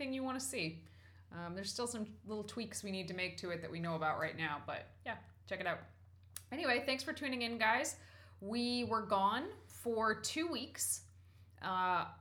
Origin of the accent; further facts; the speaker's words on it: New England, United States; I was born in New England. I've spent almost all my life in New England